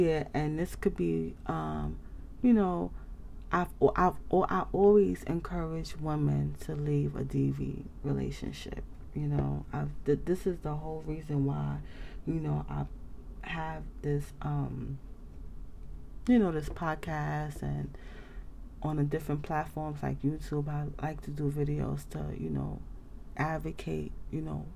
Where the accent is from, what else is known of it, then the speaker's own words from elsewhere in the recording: United States; I'm from the United States